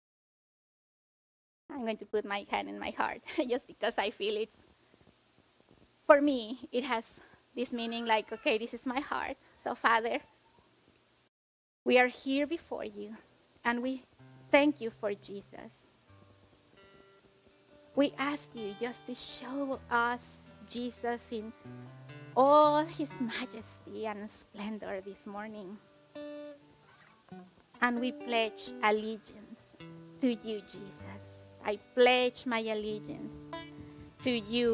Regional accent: Mexico; now in United States; originally I was born in Mexico.

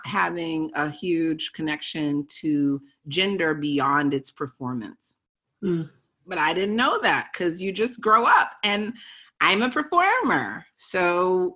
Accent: Baltimore, Maryland, United States; I'm from Baltimore, Maryland

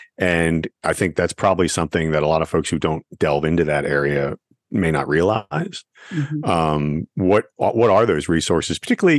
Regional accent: Pennsylvania, United States; I'm in my 50s, I was told, you know, I grew up in Pennsylvania

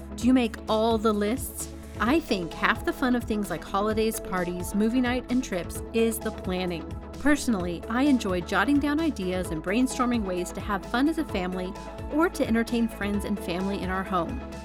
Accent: Texas, United States; moved away as an adult; now in Denver, United States; I grew up in Texas. I really, I spent my whole life in Texas until I was married, basically

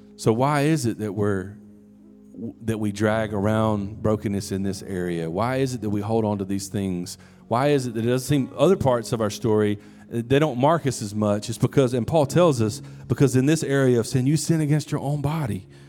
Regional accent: United States; we're American, modern day American

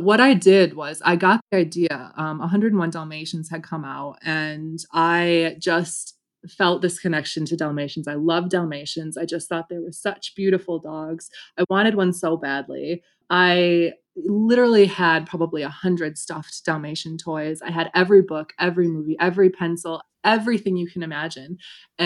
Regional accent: Grand Rapids, Michigan, United States; moved away as an adult; I grew up in Grand Rapids, Michigan

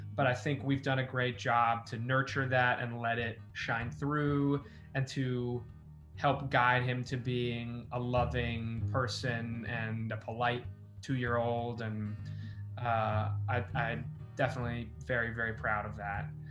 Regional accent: Los Angeles, California, United States; born or raised there

